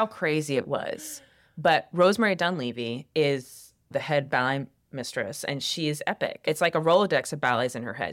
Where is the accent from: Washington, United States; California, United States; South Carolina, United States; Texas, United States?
South Carolina, United States; Columbia; I grew up in Columbia, South Carolina.